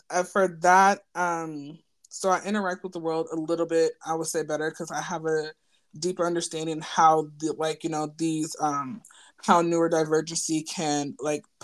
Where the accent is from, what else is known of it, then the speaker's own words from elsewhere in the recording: Nigeria; what I can speak for like being Nigerian in the black community